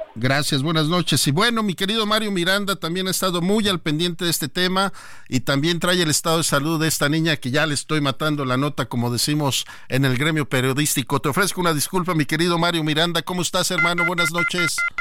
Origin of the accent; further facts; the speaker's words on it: Mexico; somos el típico mexicano